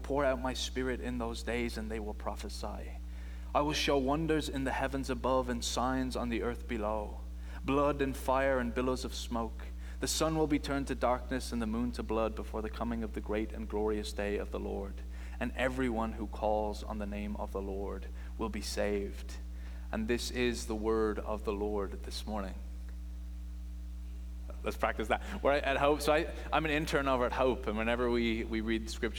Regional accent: Ireland; I'm from Ireland is where I'm from.

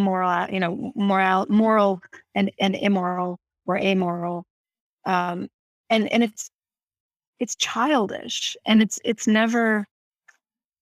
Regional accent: Canada

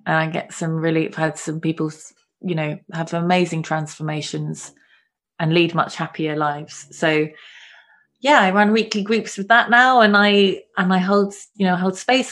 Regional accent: London, United Kingdom; I grew up in London.

